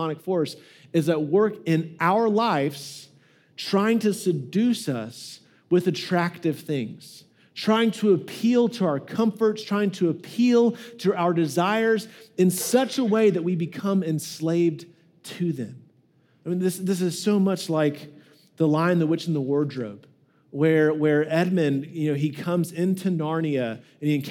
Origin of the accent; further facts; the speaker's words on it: United States; we really struggle with this as American Christians